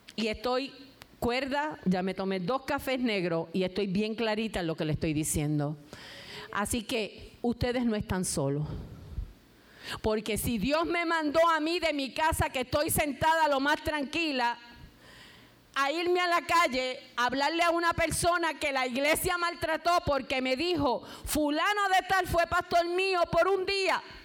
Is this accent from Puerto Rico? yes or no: yes; Puerto Rico; tenemos que salir afuera a recoger café, tomate y todos los frutos de nuestra tierra